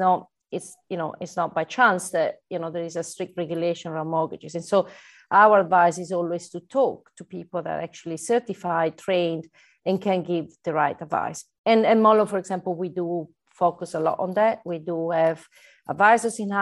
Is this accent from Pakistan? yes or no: no; Italy; accent: Italian; English is a second language; now in United Kingdom; I'm Italian, so I'm not from UK, right, by my accent.